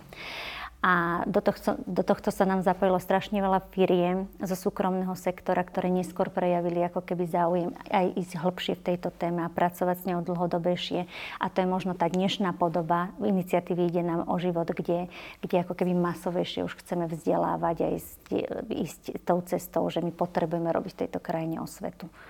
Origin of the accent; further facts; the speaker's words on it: Považie, Slovakia; moved away; ja som vyrastala fakt v malej dedinke na Považi